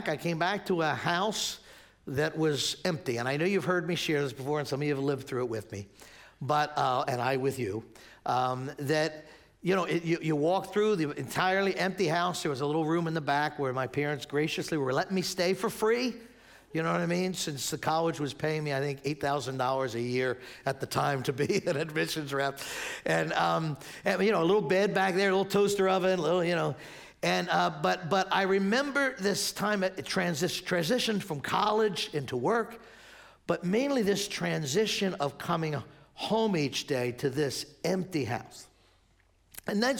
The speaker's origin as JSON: {"language": "English", "area": "Spruce Avenue", "region": "Pennsylvania", "country": "United States", "tie": "born or raised there", "said": "I grew up right down the street here on Spruce Avenue, born and raised here."}